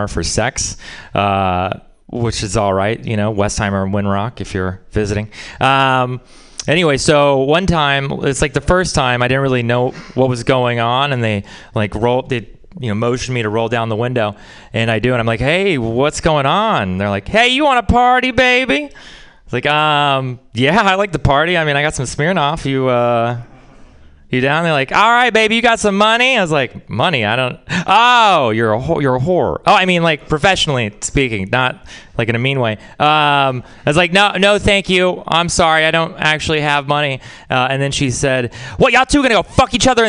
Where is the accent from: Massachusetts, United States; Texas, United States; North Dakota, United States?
Texas, United States; moved away; I'm from Texas